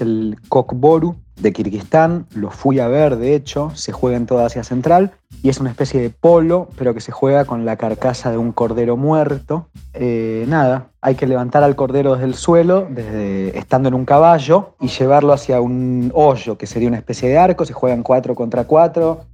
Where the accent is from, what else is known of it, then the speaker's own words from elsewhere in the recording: Argentina; por ser argentino, siempre decir que, que soy del país de Messi y Maradona